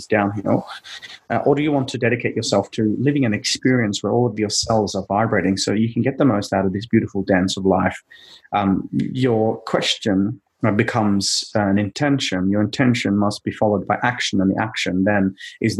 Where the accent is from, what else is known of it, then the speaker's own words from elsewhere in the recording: Norway; growing up in a small family in Norway, for those of you who have seen the movie Frozen is actually based on my hometown in Norway, a tiny little town of 20,000 people called Arendale. And born and raised in the snow